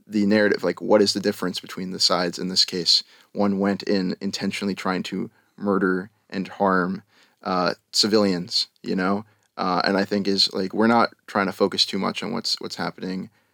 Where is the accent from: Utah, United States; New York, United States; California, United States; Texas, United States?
New York, United States; Long Island; moved away as an adult; also born or lived in Albany, New York; now in Tel Aviv, Israel; I'm from Long Island, New York.